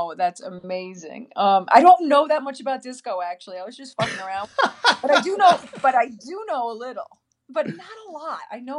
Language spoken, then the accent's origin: English; Queens, New York, United States; Well, I was from Queens, so I was like, "Yo, I just came out of a borough. I'm not going to another one. I'm in Manhattan now.